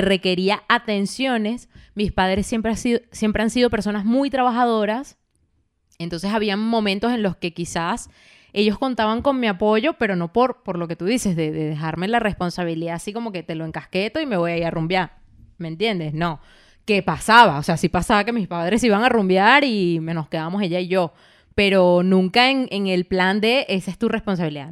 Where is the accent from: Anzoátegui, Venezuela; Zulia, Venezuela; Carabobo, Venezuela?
Carabobo, Venezuela; Valencia; moved away as an adult; also born or lived in Caracas, Venezuela; cuando yo me fui de mi casa, de, en Venezuela, en Valencia, yo me fui a, Madrid, a Caracas.